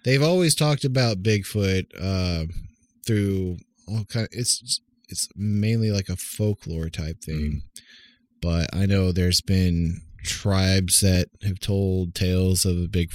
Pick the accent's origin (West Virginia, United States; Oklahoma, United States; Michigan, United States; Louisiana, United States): Oklahoma, United States; growing up in Oklahoma and stuff around the woods